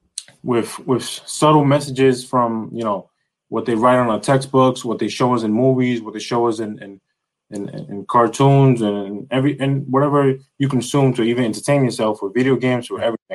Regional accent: New York City, New York, United States; now in New Jersey, United States; I'm originally from the Bronx, New York, but right now I'm living in New Jersey.

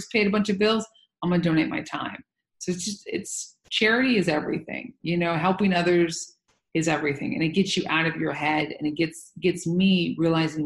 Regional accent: Santa Barbara, California, United States; moved away; also born or lived in New York; I was raised in Santa Barbara, but also New York.

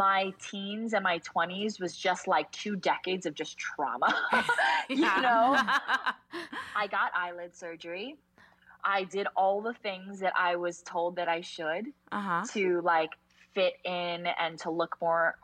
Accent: New Jersey, United States; also born or lived in California; I grew up in New Jersey, North Jersey

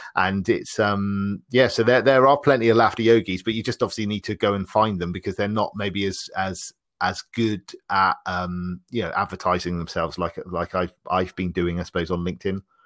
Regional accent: Bristol, South West England, United Kingdom; I'm from the U K. I'm from a, a, a city called Bristol.

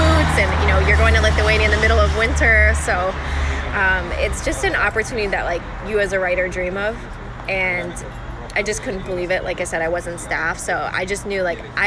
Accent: California, United States; I'm from California

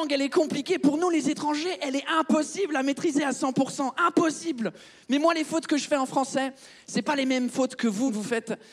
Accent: France; quand j'étais petit en France, j'avais jamais eu besoin d'utiliser le mot carrelage.

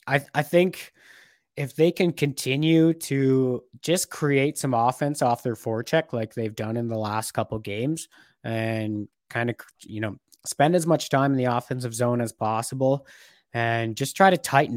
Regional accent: Ontario, Canada; These are the most familiar teams, I think, we were accustomed seeing growing up in Ontario there.

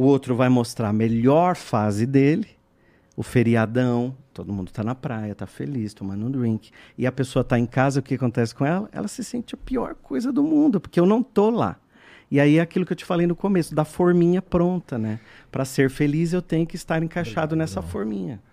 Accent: São Roque, São Paulo, Brazil; moved away as an adult; now in São Paulo, Brazil; eu sou do interior de São Paulo, nasci em São Roque, e aí vim morar em São Paulo.

